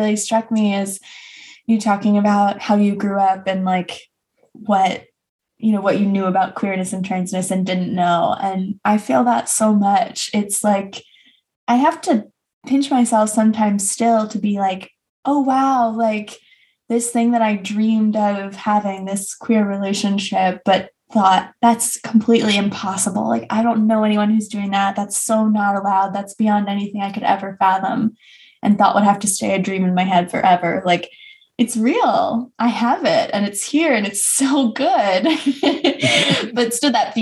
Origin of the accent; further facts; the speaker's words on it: United States; also born or lived in Maryland / Delaware; I grew up in Maryland and then Delaware